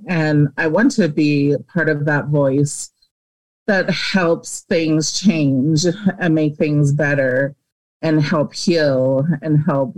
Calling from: Rio Rancho, New Mexico, United States; I am calling from Rio Rancho, New Mexico. We are a suburb of Albuquerque.

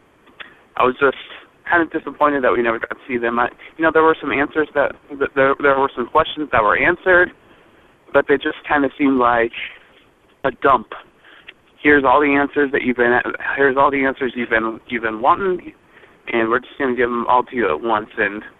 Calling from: United States; I'm calling from Washington

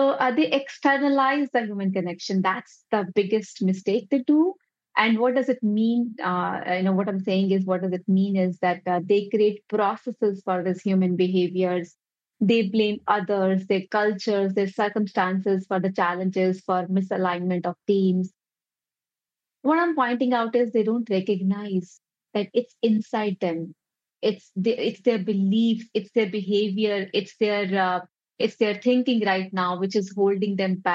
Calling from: New Delhi, Delhi, India; I am dialing in from New Delhi, uh, India.

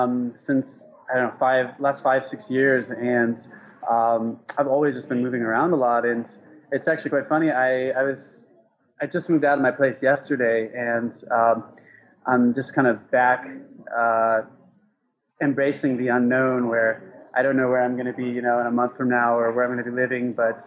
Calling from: Thailand; I'm calling in from Thailand. I'm at a Starbucks.

